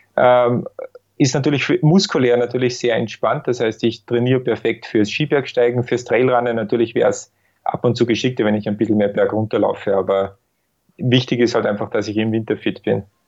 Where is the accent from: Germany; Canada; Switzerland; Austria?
Austria; bei uns in Österreich